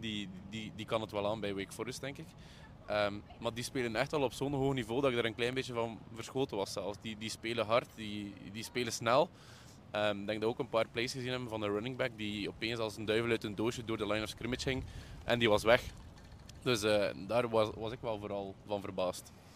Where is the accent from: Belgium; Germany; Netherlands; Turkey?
Belgium; En daar is waar dat wij als Belgen dan een klein beetje in, in, in tekort komen.